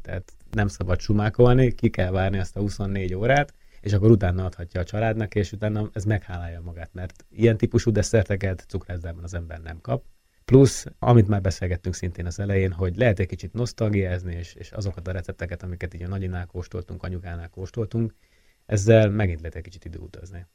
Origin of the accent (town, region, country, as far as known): Hungary; also born or lived in France